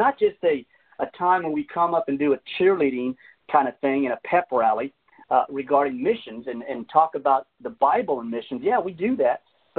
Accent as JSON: {"language": "English", "country": "Colombia", "said": "I mean, I was raised Latino, half and half kind of thing. I came from Colombia"}